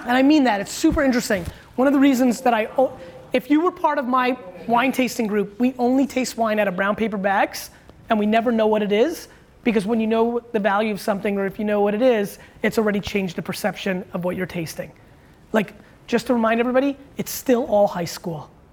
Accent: Edison, New Jersey, United States; I grew up in Edison where they were like building a lot

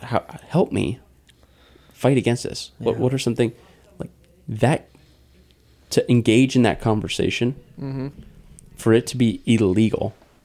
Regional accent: United States; as an American who values these things

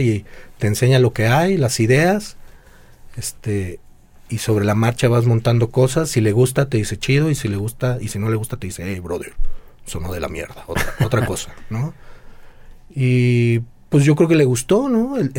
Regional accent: Guadalajara, Jalisco, Mexico; soy baterista, soy de Guadalajara

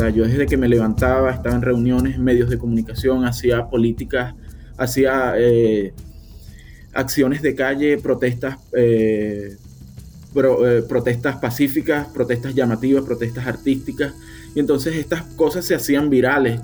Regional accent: Guanta, Anzoátegui, Venezuela; moved away as an adult; also born or lived in Miranda, Venezuela; now in United States; nací en Miranda, Venezuela, pero me crié toda, toda mi vida en Guanta, en un municipio eh, eh, que queda cerca de Puerto La Cruz

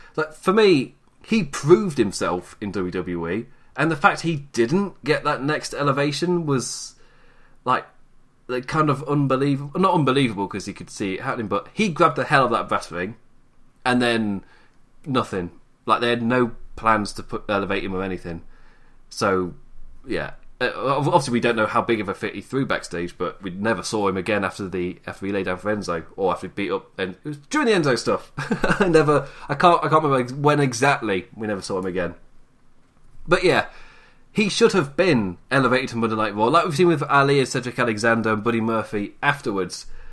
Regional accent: United Kingdom; as a British man

